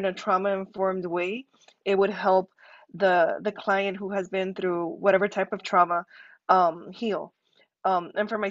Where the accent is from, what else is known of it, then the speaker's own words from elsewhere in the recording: Miami, Florida, United States; moved away as an adult; also born or lived in California / Kansas; now in Miami, United States; I'm from Miami, but I moved away from Miami